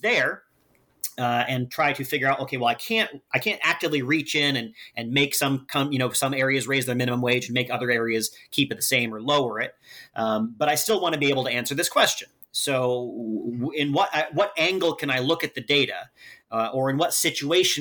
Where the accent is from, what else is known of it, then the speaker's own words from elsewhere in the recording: Humboldt County, California, United States; moved away as an adult; also born or lived in Oregon; now in Seattle, United States; I grew up in Humboldt County, which is sort of the Oregon part of California